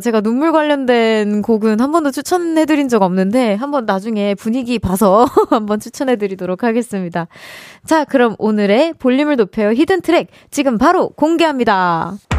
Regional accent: United States; also born or lived in Gyeonggi Province; now in South Korea; 고향이라고 하기엔 조금 애매하긴 하지만 제 어린 시절이 많이, 어, 담겨져 있는 그 장소 장소가 사실 전 미국이긴 하거든요.

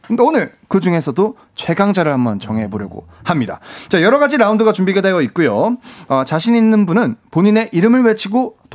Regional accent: Changwon, South Gyeongsang, South Korea; accent: Gyeongsang; also born or lived in Busan; 저는 원래 부산에서 태어나고 부산에서 자란 건 이제 창원에서 자. 아, 창원에서 네. 자랐고.

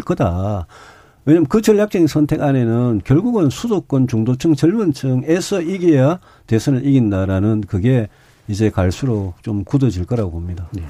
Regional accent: Daegu, South Korea; 제가 대구 출신의 사성 국회의원 했는데

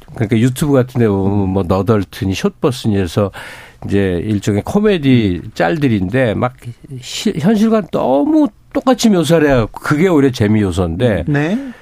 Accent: Seoul, South Korea; 저는 서울에서 나고 자랐기 때문에

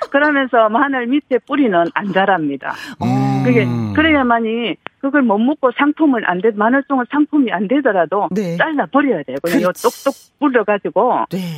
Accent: Namhae, South Gyeongsang, South Korea; now in Busan, South Korea; 남해 남해거든요, 고향이. 남해가 마늘 농사 많이 짓는 편이죠.

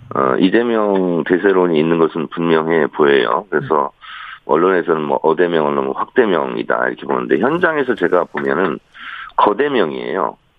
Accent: South Chungcheong, South Korea; moved away; 저는 충남형입니다. 충남 충남 출신이다

